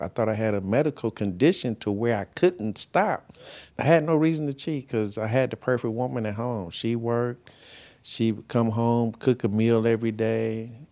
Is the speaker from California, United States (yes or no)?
yes; Carson, California, United States; I grew up in Carson, California